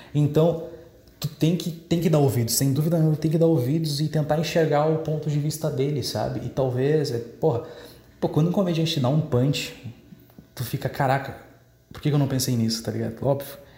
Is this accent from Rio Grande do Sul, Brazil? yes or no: yes; Dom Pedrito, Rio Grande do Sul, Brazil; minha cidade natal, né, que é Dom Pedrito